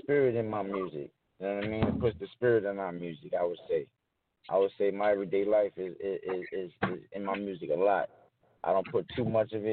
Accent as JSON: {"language": "English", "town": "New York City", "region": "New York", "country": "United States", "tie": "born or raised there", "said": "I'm from the Bronx, New York"}